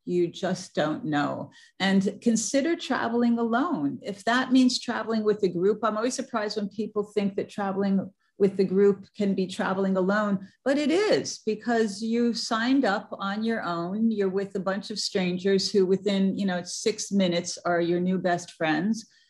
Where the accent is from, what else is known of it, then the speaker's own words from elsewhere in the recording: New York City, New York, United States; I'm from New York City